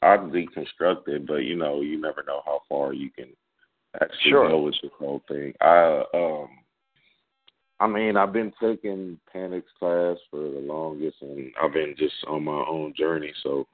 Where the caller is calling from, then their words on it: Houston, Texas, United States; Houston, Texas.